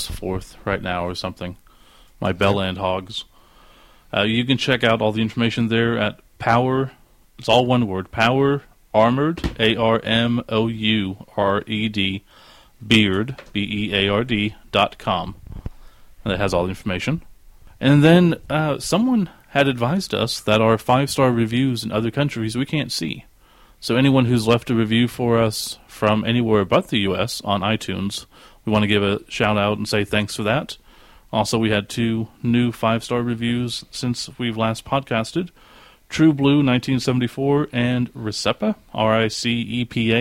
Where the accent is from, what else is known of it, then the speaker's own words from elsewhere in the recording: Oklahoma, United States; we are from Oklahoma